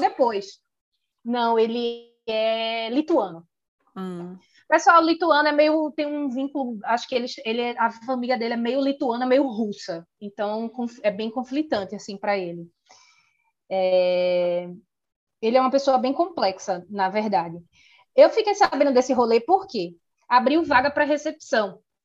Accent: Recife, Pernambuco, Brazil; moved away as an adult; also born or lived in Dublin, Ireland; Eu saí de Recife

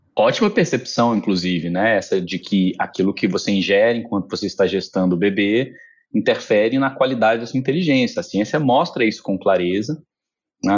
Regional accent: Minas Gerais, Brazil; eu sou mineiro

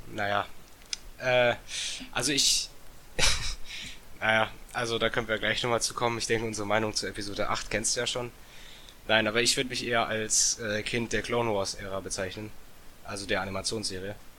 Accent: Bietigheim-Bissingen, Baden-Württemberg, Germany; Ich komme aus Bietigheim-Bissingen. Das ist in der Nähe von Stuttgart.

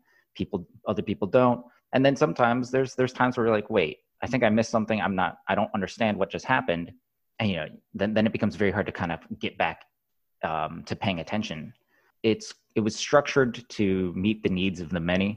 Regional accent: Southeast Michigan, United States; moved away as an adult; now in San Francisco, United States; I grew up in Southeast Michigan

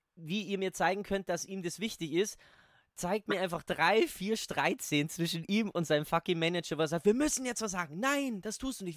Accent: Ingolstadt, Bavaria, Germany; da, wo ich herkomme, hier in Ingolstadt

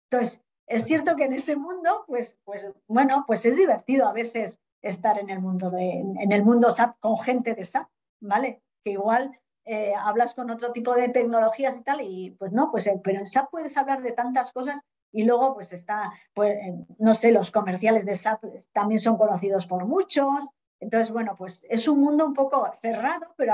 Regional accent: Bañuelos del Rudrón, Castile and León, Spain; te voy a decir un pueblo, porque yo soy muy de la España vaciada. Entonces, un pueblo, bañuelo del Rudrón, mi pueblo.

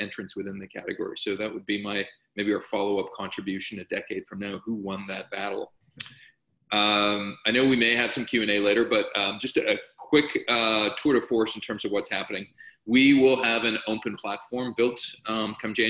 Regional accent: Canada; I'm speaking as a Canadian

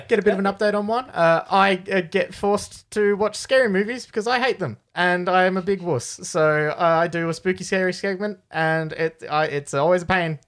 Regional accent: Australia; We are four friends from Australia

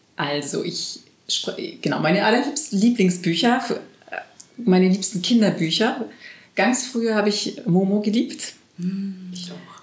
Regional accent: France; moved away; als Französin

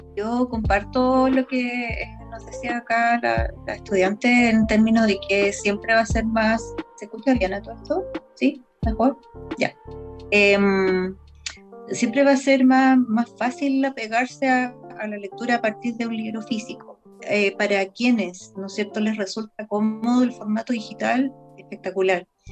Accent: Chile; como chileno

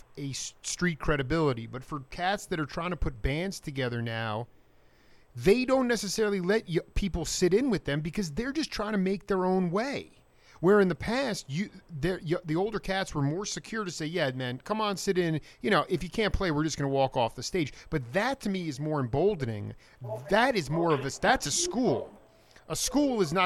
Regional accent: Long Island, New York, United States; growing up in Long Island

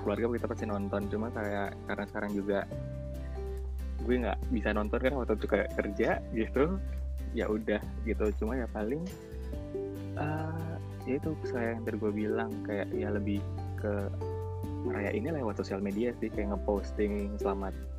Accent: Indonesia; now in Malaysia

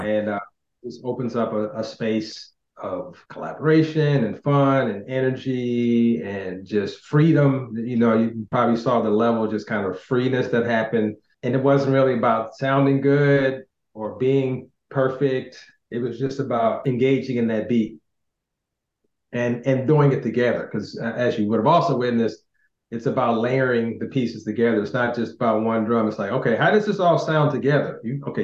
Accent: United States; growing up in America

